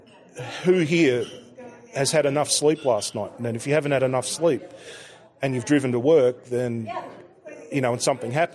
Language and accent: English; Melbourne, Victoria, Australia; I'm from Melbourne, Australia